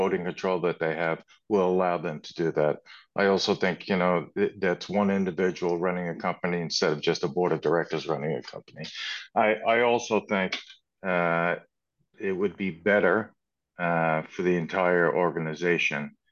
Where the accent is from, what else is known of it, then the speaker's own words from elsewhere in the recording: Canada; we're more Canadian here